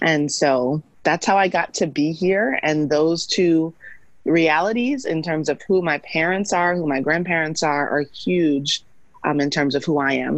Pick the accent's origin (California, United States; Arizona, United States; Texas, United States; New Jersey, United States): Texas, United States; Missouri City; also born or lived in New York / Atlanta; I grew up in Missouri City, which is a suburb of Houston